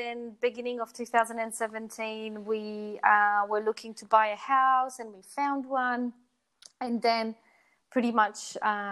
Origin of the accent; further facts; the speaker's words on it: Poland; moved away as an adult; also born or lived in New Zealand; now in Brisbane, Australia; I was born in Poland and then I moved to New Zealand when I was 18.